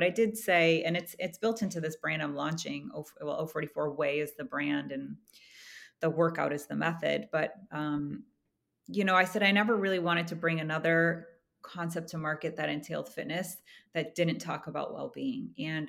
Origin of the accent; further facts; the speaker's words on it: Midwest, United States; You know, growing up in the Midwest in the 80s, like nutrition and organic, perhaps it was there, but I didn't see it, right? I didn't grow up with that.